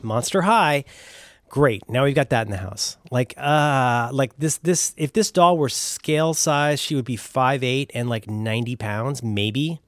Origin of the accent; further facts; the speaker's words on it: Cincinnati, Ohio, United States; I am from Cincinnati, Ohio